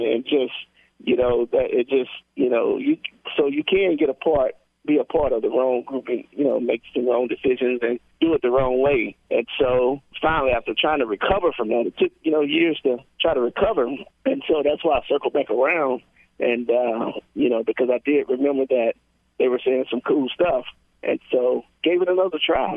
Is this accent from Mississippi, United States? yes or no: yes; Mississippi, United States; from Mississippi